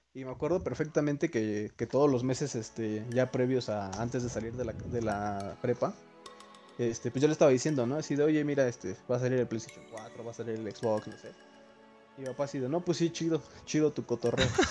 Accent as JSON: {"language": "Spanish", "country": "Mexico", "said": "somos de México"}